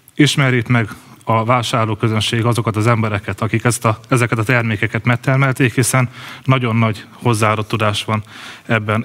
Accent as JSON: {"language": "Hungarian", "town": "Nyíregyháza", "region": "Szabolcs-Szatmár-Bereg", "country": "Hungary", "tie": "born or raised there", "said": "Nyíregyházán születtem, és ott is élek én már 36 éve."}